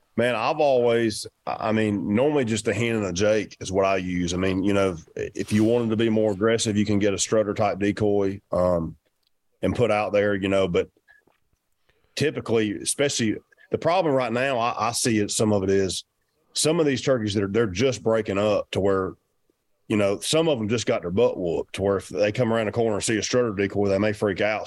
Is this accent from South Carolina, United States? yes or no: no; Georgia, United States; I'm from Georgia.